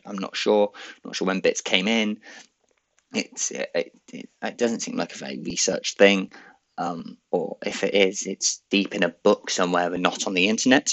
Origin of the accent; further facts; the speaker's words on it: Swindon, South West England, United Kingdom; good old Swindon. That's my, I suppose, my hometown.